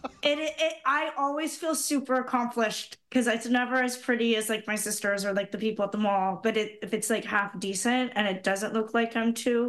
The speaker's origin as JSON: {"language": "English", "town": "Brantford", "region": "Ontario", "country": "Canada", "tie": "born or raised there", "said": "my hometown, Brantford"}